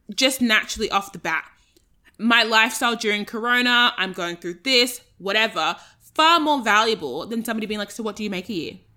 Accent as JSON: {"language": "English", "country": "Australia", "said": "I'm Australian"}